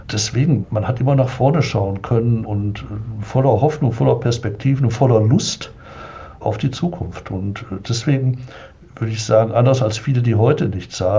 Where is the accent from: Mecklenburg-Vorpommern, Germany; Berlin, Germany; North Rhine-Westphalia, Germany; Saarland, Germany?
North Rhine-Westphalia, Germany; Oberhausen; in Oberhausen, bin ich aufgewachsen im Ruhrgebiet